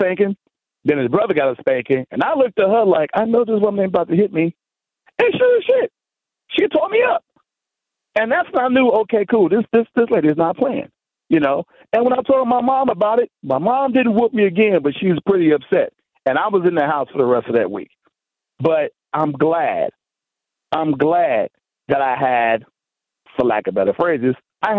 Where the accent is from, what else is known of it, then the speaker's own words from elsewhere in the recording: Chicago, Illinois, United States; I was raised in Chicago. I was raised in the inner city of Chicago